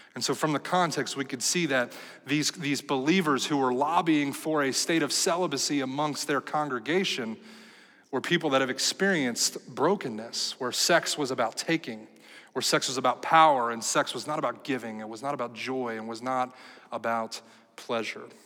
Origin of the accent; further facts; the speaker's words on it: United States; we, as American Christians